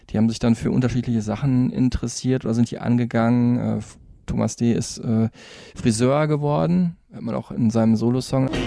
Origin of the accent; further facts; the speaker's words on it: near Offenbach, Hesse, Germany; Offenbach wieder bei mir um die Ecke, wo ich herkomme, gell?